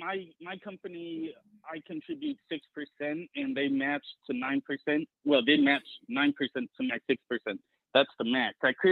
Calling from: Atlanta, Georgia, United States; Hi, I'm …. I'm currently living in the Atlanta area.

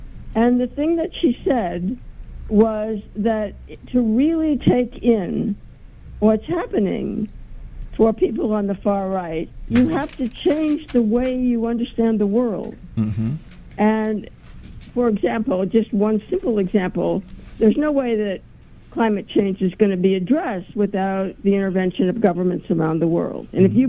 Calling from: Haverstraw, New York, United States; Hi, I'm calling from Haverstraw.

